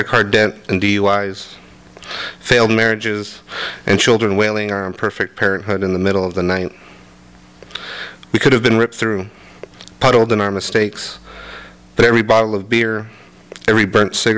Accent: Commerce, California, United States; I grew up in Commerce, which meant either you went to Bell Gardens High School or Montebello High School

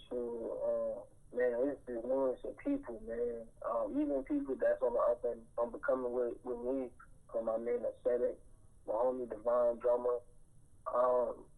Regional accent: New York, United States; growing up in New York

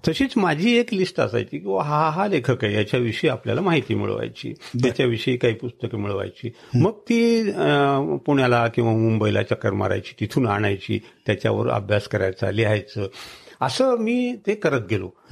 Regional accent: Kandhar, Maharashtra, India; माझी कंदारची आठवण

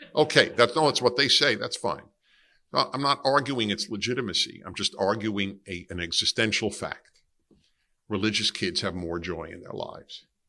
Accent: New York City, New York, United States; I grew up in Brooklyn, New York, and I grew up in an Italian and Jewish neighborhood

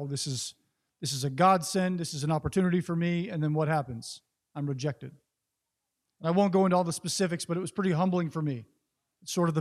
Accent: Northern California, United States; I grew up in Northern California, kind of old school libertarian holdout

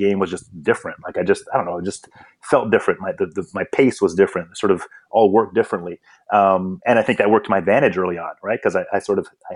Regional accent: Canada; also born or lived in Eswatini; I came to Canada as a very young child, probably 3 or 4, I think, at the time, and began my sort of Canadian upbringing

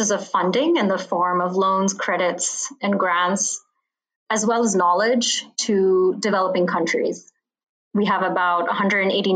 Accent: Bahrain; now in Washington, D.C., United States; I grew up in the Middle East in a little island called Bahrain

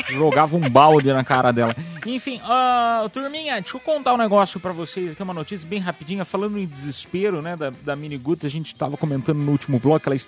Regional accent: Piedade, São Paulo, Brazil; Sou da, sou da quebrada de piedade

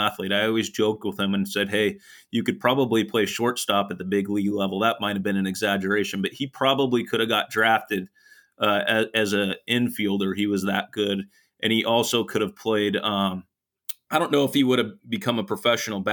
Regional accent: Sweet Home, Oregon, United States; moved away as an adult; now in California, United States; coach back in my hometown where I grew up and played

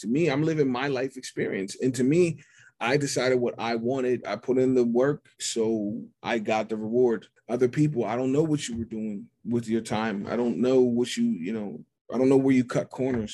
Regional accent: Pittsburgh, Pennsylvania, United States; I'm from Pittsburgh. I'm from Squirrel Hill, which is the second largest Jewish community in this country. I grew up in a world where nobody looked like me

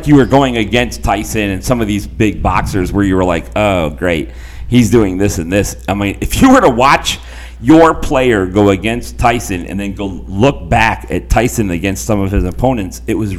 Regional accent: Toledo, Ohio, United States; when I grew up in Toledo, Ohio, all of my family was a Michigan family because most of them were from Michigan.

